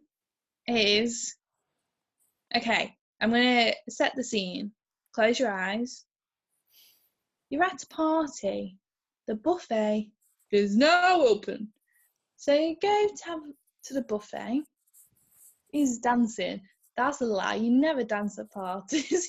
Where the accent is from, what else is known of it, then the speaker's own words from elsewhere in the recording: United Kingdom; we're British